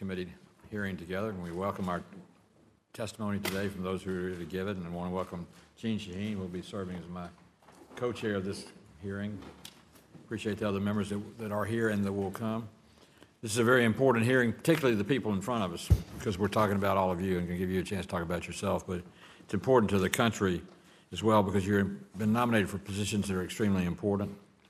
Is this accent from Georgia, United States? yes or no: yes; Georgia, United States; Our first nominee today is Thomas L. Carter of South Carolina, next to my home state of Georgia.